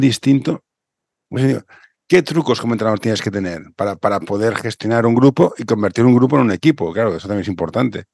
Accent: Barcelona, Catalonia, Spain; Yo soy de Horta. Horta es lo mejor que hay.

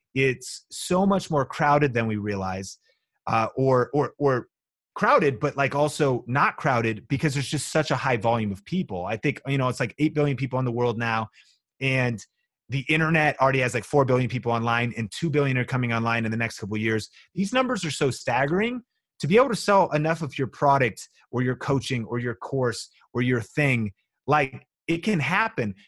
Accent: Marysville, Washington, United States; moved away as an adult; also born or lived in Seattle / Las Vegas; people like me from a small town with no media connections, college dropout, you know, n, nobody in my family was in Hollywood or na, you know what I mean? Like, nobody was did, doing anything of the sort of thing I'm do, now a million subscribers and I'm from Marysville, Washington

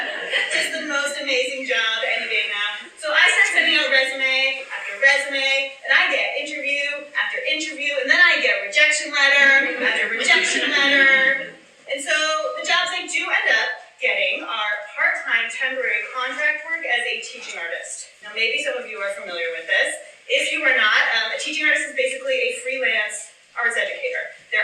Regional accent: Chicago, Illinois, United States; But I'm like pretty legit born and raised in the city, Chicago. You know, like when I was a little kid, growing up on the Southwest Side

